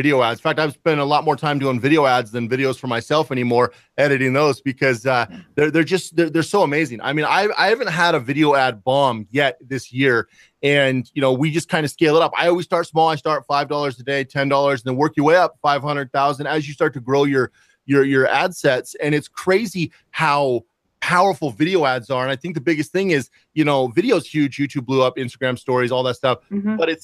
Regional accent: Seattle, Washington, United States; moved away; I'm originally from Seattle

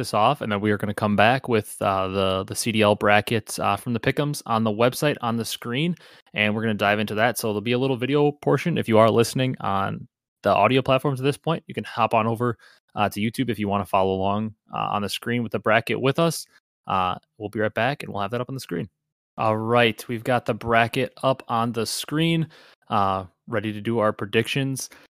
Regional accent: Wisconsin, United States; I'm from Wisconsin. I've been over in that area.

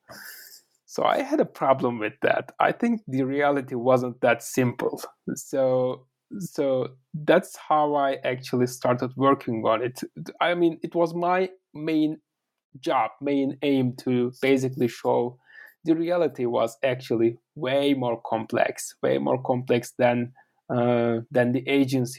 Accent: Turkey; first language Turkish; English is a second language; moved away as an adult; also born or lived in United States / Russia / Miami; I'm actually from Turkey

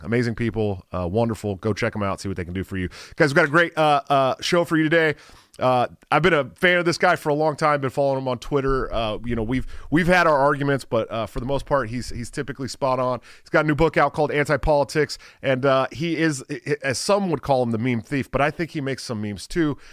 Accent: Bay Area, California, United States; moved away as an adult; I grew up in the Bay Area

